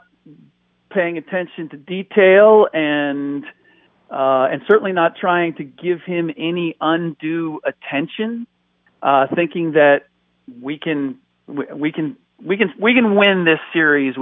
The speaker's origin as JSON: {"language": "English", "country": "United States", "tie": "born or raised there", "first_language": "German", "second_language": "English", "said": "I'm a first generation American."}